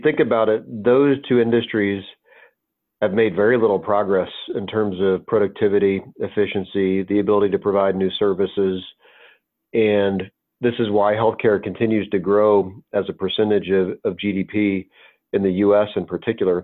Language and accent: English; the South, United States; I grew up in the South